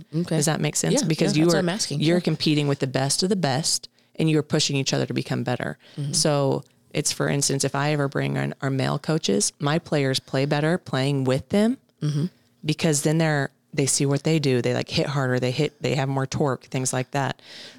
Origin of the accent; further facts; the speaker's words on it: Texas, United States; But again, I came from Texas where our tournaments were huge.